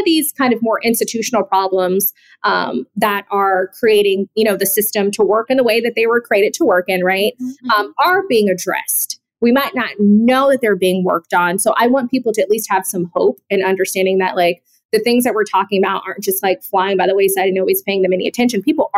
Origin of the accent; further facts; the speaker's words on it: Atlanta, Georgia, United States; I'm from Atlanta. John Lewis was my congressman, like my entire life, basically.